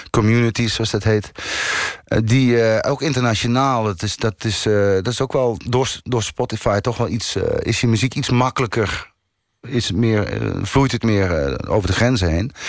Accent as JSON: {"language": "Dutch", "region": "North Brabant", "country": "Netherlands", "said": "Ik kom uit het Brabantse eh, land."}